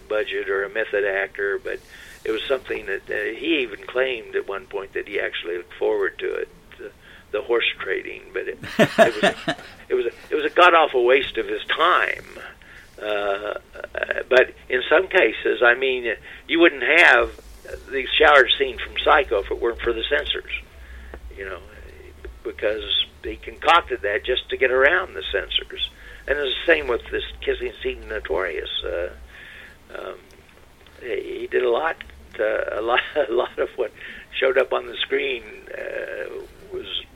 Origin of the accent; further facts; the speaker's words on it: Huntington, West Virginia, United States; I grew up in Huntington, West Virginia